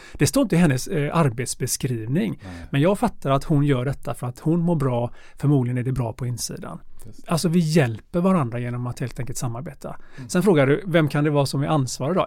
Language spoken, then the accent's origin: Swedish; Gothenburg, Västra Götaland, Sweden; moved away as an adult; jag är eh, ursprungligen från Göteborg, eh, andra generationens invandrare